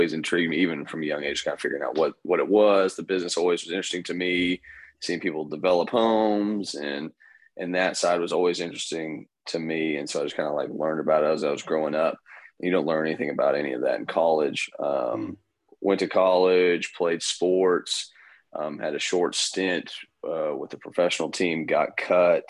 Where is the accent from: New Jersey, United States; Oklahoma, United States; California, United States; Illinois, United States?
Oklahoma, United States; moved away as an adult; now in Florida, United States; from Oklahoma. I'm from Oklahoma